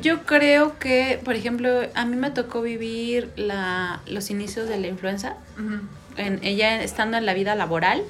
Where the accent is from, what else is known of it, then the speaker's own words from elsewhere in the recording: Mexico; como mexicanos